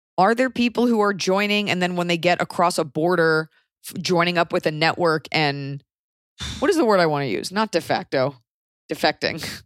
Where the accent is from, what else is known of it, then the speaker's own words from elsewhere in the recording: United States; as an American